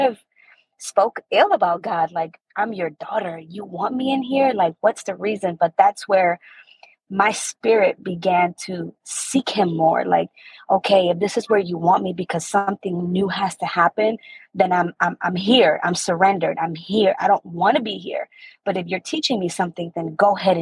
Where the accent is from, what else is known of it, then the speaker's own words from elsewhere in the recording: Maryland, United States; I'm from Maryland